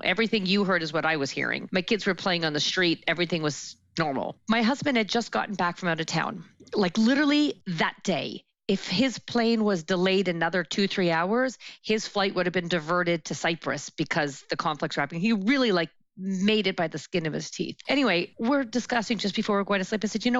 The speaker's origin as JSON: {"language": "English", "town": "Toronto", "region": "Ontario", "country": "Canada", "tie": "born or raised there", "moved": "as an adult", "lives_now": "Israel", "said": "So I grew up in Toronto. I'm 48 years old and I lived there till I was 42."}